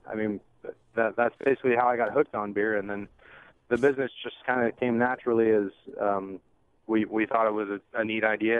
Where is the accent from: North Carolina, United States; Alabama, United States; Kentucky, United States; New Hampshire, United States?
Alabama, United States; moved away as an adult; also born or lived in Michigan / Seattle / Atlanta; I'm from Alabama. She's from Michigan. I went to school in Michigan. And we lived in Seattle for a little while